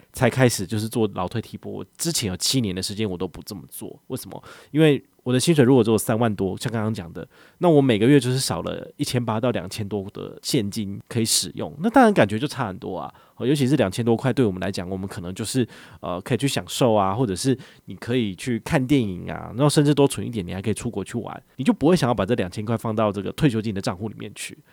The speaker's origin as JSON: {"language": "Chinese", "country": "Taiwan", "said": "我们台湾这边"}